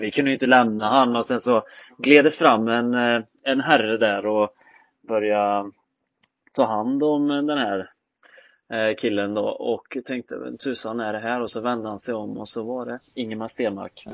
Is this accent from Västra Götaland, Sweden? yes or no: yes; Skövde, Västra Götaland, Sweden; jag är född och uppvuxen hemma i Skövde